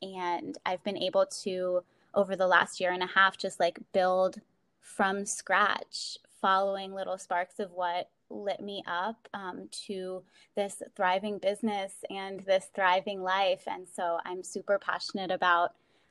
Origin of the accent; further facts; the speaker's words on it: Baltimore, Maryland, United States; I'm from Baltimore and I'm living in Baltimore right now